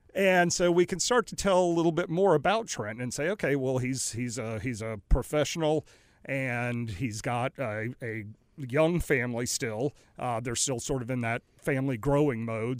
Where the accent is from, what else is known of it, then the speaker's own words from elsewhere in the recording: Raleigh, North Carolina, United States; also born or lived in New Orleans / Greenville, North Carolina / Greensboro, North Carolina; now in Mooresville, United States; I grew up in Raleigh, Durham